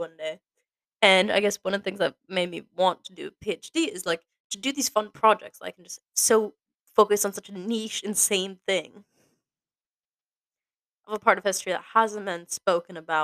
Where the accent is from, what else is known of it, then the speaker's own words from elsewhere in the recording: Boston, Massachusetts, United States; moved away as an adult; also born or lived in Scotland; growing up in Boston, or like around Boston, as an only child